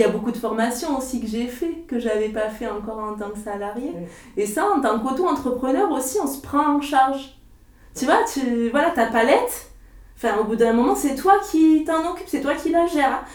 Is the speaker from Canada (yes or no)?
no; Lot-et-Garonne, Nouvelle-Aquitaine, France; moved away as an adult; also born or lived in Marseille / Salon-de-Provence; je suis originaire d'ici, du Lot-et-Garonne